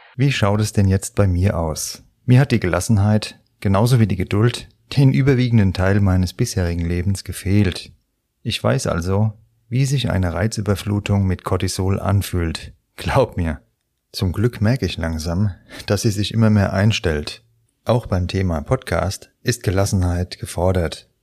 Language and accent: German; Frankfurt, Hesse, Germany; hier bei uns in Frankfurt